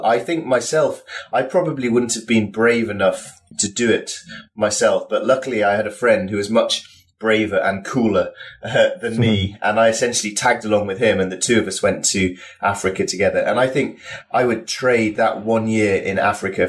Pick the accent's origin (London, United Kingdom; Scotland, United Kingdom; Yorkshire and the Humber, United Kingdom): Yorkshire and the Humber, United Kingdom; I'm from Yorkshire, which is up in the north of England.